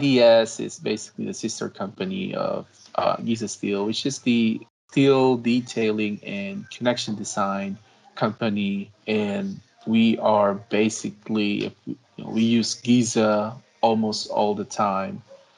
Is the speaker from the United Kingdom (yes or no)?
no; Philippines; moved away as an adult; I came from the Philippines, and I got my degree bachelor's degree in civil engineering in the Philippines.